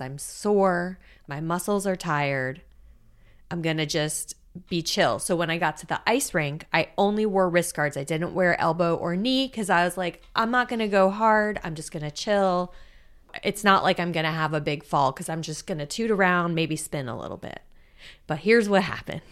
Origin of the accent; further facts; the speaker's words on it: South Florida, United States; I grew up in South Florida.